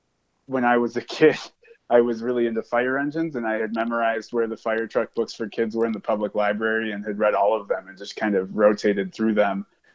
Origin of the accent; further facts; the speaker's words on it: Solon, Ohio, United States; moved away as an adult; also born or lived in Cleveland, Ohio / Wooster, Ohio; now in Lawrence, United States; I was born in Cleveland and spent most of my childhood in Solon, which is kind of an outer suburb of Cleveland, Ohio.